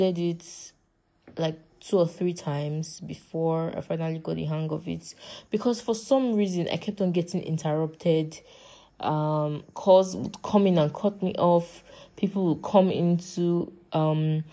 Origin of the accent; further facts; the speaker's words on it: Nigeria; I am from Nigeria and I live in Nigeria